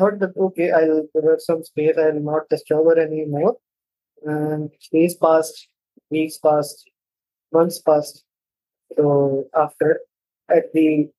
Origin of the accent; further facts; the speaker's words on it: India; also born or lived in Mumbai; I'm from India. I live in Mumbai